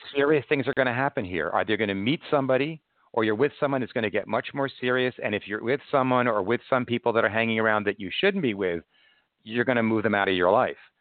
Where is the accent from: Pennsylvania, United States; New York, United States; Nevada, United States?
New York, United States; Long Island; I'm from Long Island as well